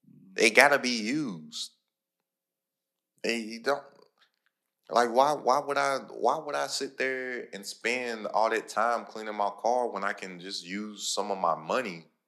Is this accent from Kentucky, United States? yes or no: yes; Lexington, Kentucky, United States; I'm from Lexington, Kentucky